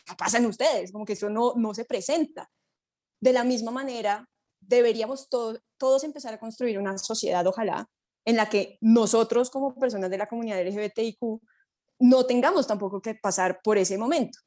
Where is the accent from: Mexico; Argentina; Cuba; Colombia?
Colombia; mi grupo colombiano